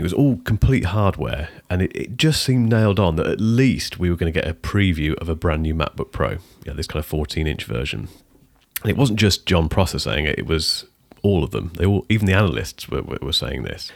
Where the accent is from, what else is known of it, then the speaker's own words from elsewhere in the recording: United Kingdom; I'm British